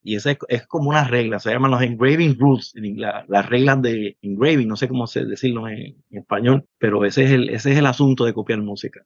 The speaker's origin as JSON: {"language": "Spanish", "town": "Ciales", "country": "Puerto Rico", "tie": "born or raised there", "also_born_or_lived": "Manatí", "said": "yo soy del pueblo de Ciales, aunque nací en Manatí"}